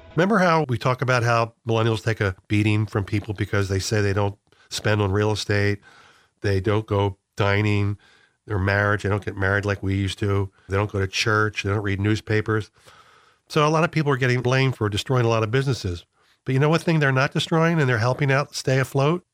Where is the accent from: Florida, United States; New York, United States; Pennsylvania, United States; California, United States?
Pennsylvania, United States; Philadelphia area; growing up in the Philadelphia area